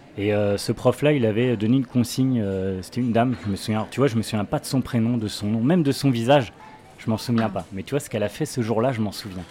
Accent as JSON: {"language": "French", "town": "Saint-Jean-des-Mauvrets", "region": "Pays de la Loire", "country": "France", "tie": "born or raised there", "also_born_or_lived": "Angers / Trélazé", "said": "J'ai grandi de l'autre côté de la Loire, dans un petit village qui s'appelle Saint-Jean-des-Mauvrais."}